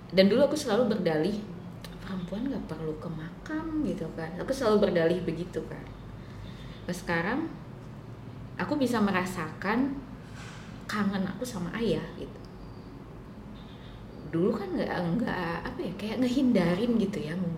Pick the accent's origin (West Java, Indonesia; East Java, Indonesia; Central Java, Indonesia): West Java, Indonesia; gitu aku orang Sunda